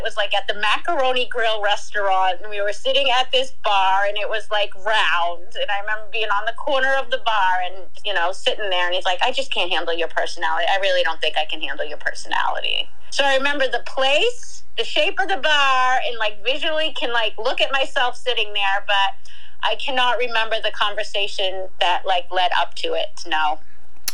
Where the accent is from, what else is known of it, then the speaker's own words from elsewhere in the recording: Boston, Massachusetts, United States; I'm from Boston